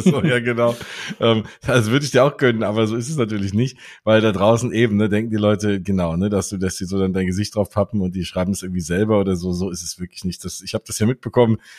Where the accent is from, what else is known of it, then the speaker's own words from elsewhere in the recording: Frankfurt, Hesse, Germany; ich komme ja aus Frankfurt